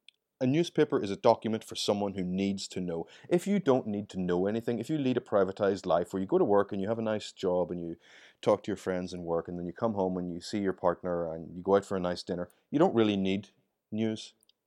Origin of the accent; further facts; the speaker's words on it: Ireland; accent: Irish; I mean, you can tell from my accent, I'm Irish, and I grew up during the waning years of the conflict in Ireland.